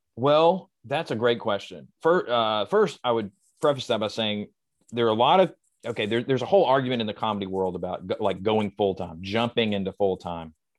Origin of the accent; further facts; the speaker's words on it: the South, United States; I was raised in the South